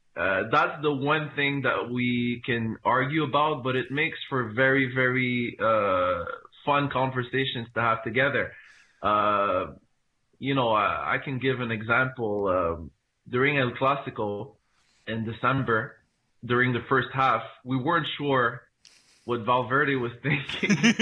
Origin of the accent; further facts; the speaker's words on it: Montreal, Quebec, Canada; I am from Montreal. I was born in Canada, uh, but my family is from, uh, Morocco.